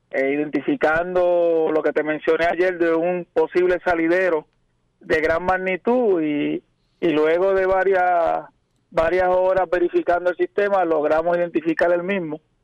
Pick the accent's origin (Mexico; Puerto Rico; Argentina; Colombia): Puerto Rico; San Germán; yo soy de San Germán, eh, criado, nacido ahí en la ciudad de Las Lomas.